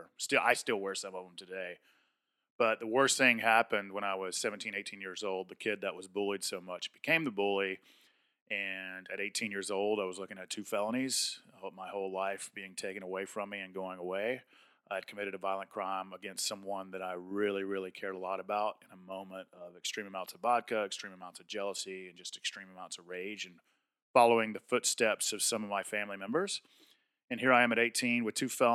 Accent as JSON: {"language": "English", "town": "Atlanta", "region": "Georgia", "country": "United States", "tie": "born or raised there", "said": "I grew up in South Atlanta in a good blue-collar, hardworking part of the state of Georgia"}